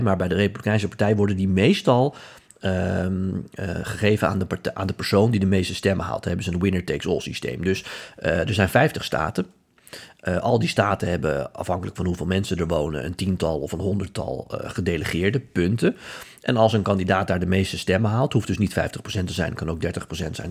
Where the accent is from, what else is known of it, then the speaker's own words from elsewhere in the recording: Netherlands; wij zijn als Nederlanders